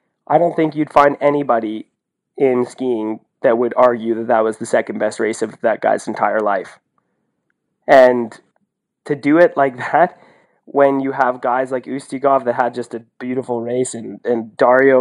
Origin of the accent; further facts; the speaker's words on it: Canada; now in Norway; I'm Canadian